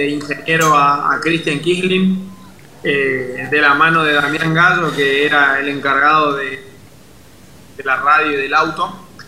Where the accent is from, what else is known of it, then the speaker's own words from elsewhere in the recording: Puerto Iguazú, Misiones, Argentina; yo soy de Puerto Iguazú